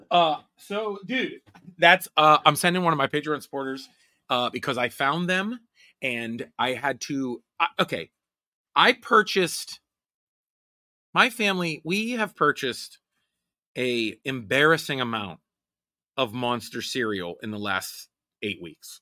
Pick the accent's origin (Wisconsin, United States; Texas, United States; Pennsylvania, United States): Pennsylvania, United States; Pittsburgh; I am from Pittsburgh